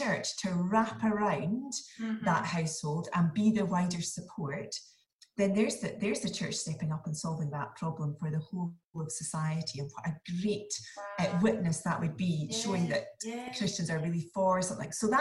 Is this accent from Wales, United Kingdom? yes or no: no; Inverness, Scotland, United Kingdom; moved away as an adult; now in Edinburgh, United Kingdom; So I live in Edinburgh. I'm from Inverness though, but I married an Edinburgh boy. I have been here for about 17 years now